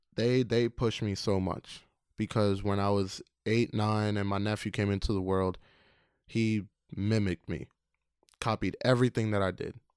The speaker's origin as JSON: {"language": "English", "town": "New York City", "region": "New York", "country": "United States", "tie": "born or raised there", "also_born_or_lived": "Queens", "said": "I was born in Queens, raised in Brooklyn"}